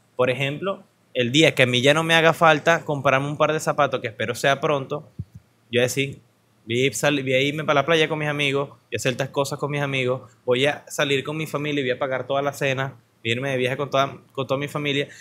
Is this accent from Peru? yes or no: no; Venezuela; como venezolano promedio